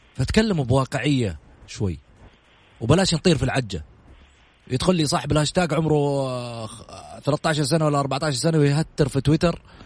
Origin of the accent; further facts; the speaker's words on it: Saudi Arabia; اسهمنا كسعوديين